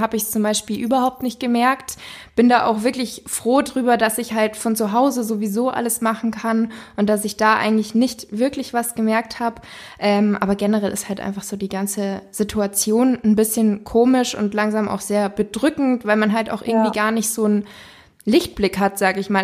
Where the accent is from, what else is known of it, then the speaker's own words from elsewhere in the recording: Munich, Bavaria, Germany; ich komme ja hier aus München